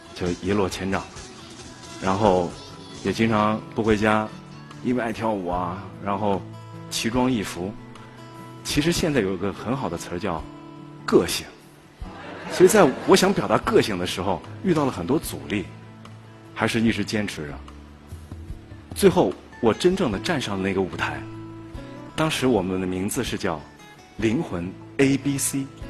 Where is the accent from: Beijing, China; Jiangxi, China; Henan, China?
Jiangxi, China; Nanchang; 我出生在江西南昌